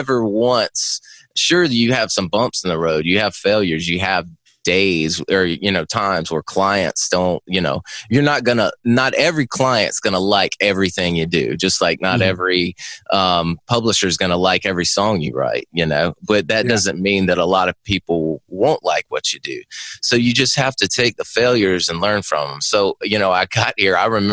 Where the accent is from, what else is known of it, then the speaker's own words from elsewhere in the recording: Myrtle Beach, South Carolina, United States; moved away as an adult; I'm from Myrtle Beach originally, so it's not completely a small town upbringing